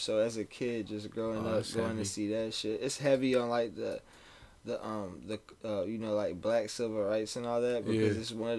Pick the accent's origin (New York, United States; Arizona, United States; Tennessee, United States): Tennessee, United States; Memphis; born or raised there; also born or lived in Virginia / Sioux Falls / Atlanta / Chicago; now in Maine, United States